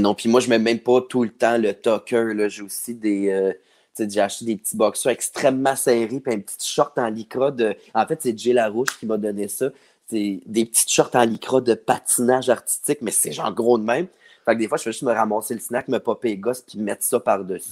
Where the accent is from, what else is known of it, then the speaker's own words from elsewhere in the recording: Saint-Jean-sur-Richelieu, Quebec, Canada; moved away as an adult; Je viens de Saint-Jean-sur-Richelieu